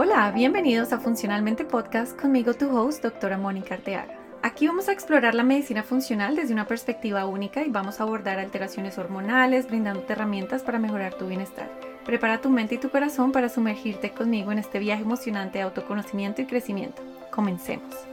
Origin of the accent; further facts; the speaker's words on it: Colombia; yo soy colombiana, los colombianos comemos de una forma particular